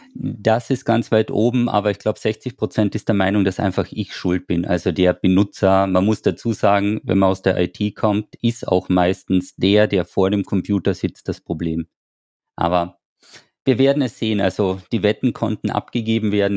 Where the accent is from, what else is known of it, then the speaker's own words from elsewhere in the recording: Austria; wir sind ja aus Österreich